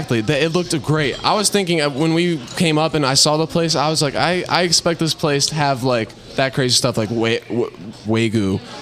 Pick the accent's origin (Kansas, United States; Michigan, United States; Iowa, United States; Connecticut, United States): Michigan, United States; Grosse Pointe; We're from Grosse Pointe, Michigan, like an hour and a half away.